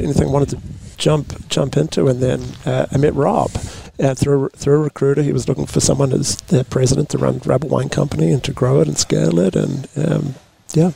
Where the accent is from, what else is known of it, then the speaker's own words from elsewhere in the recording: New Zealand; now in Paso Robles, United States; born and raised in New Zealand